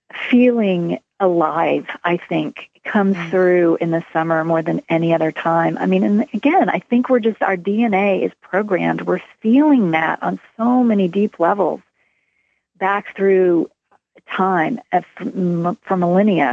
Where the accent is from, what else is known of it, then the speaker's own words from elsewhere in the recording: Texas, United States; moved away; I grew up in Texas